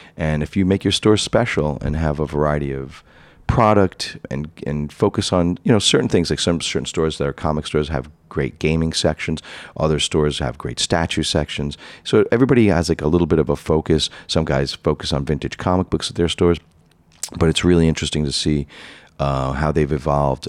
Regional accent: New York City, New York, United States; now in Manhattan, United States; as a kid growing up in Rockaway Beach, Queens, I grew up in a middle-class family

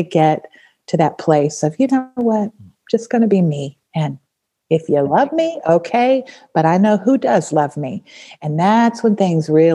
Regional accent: Nevada, United States; I grew up in Nevada

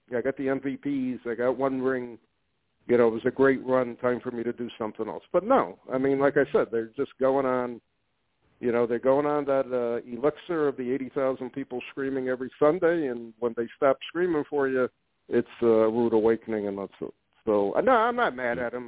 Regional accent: Connecticut, United States; I was from the tri-state area in Connecticut, born and raised in Connecticut

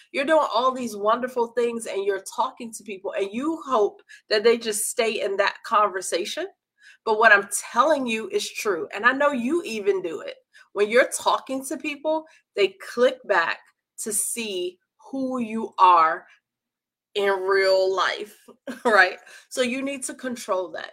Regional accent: Washington, District of Columbia, United States; I'm from Washington, D.C.

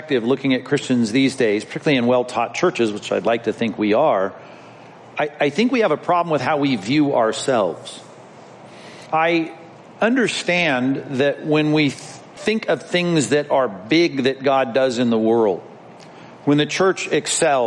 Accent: Long Beach, California, United States; as a child growing up in Long Beach when the Grand Prix came to our town

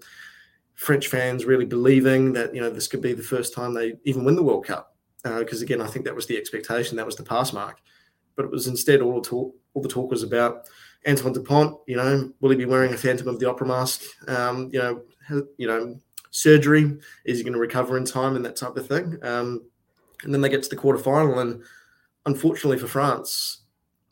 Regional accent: New Zealand; moved away; as a Kiwi

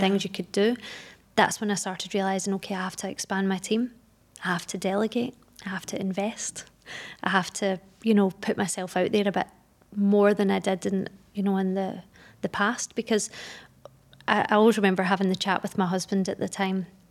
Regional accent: Glasgow, Scotland, United Kingdom; moved away as an adult; now in Dubai, United Arab Emirates; I'm from Glasgow in Scotland. I've been in Dubai for almost ten years now

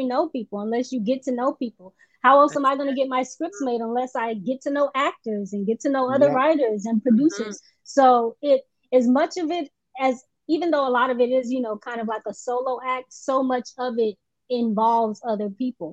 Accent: Oakland, Florida, United States; moved away as an adult; also born or lived in Atlanta; now in Los Angeles, United States; I'm originally from Florida. From a very small town in Florida. It's Oakland, Florida.

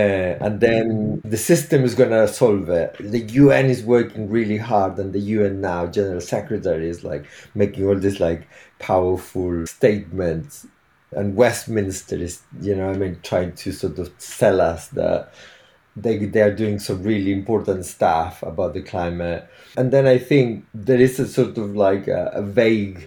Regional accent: Chile; now in Devon, United Kingdom; I'm originally from Chile.

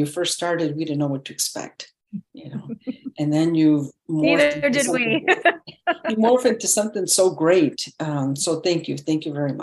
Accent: Elgin, Illinois, United States; I was born and raised here in Elgin

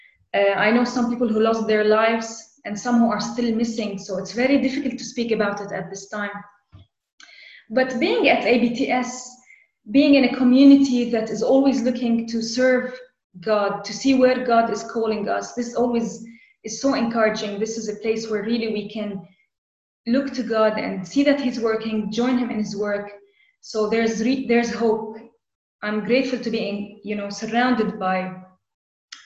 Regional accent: Lebanon; I'm Lebanese, born and raised in Lebanon

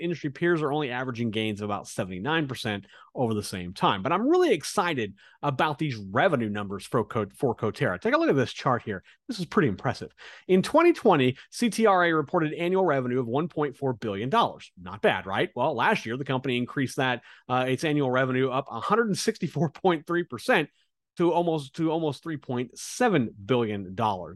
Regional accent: Kansas, United States; now in South Florida, United States; I'm from Kansas

